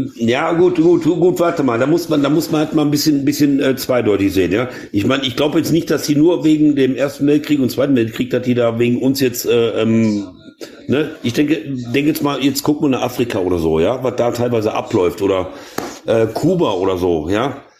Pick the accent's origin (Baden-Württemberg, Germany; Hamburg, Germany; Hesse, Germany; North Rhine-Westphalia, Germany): North Rhine-Westphalia, Germany; ich bin in NRW geboren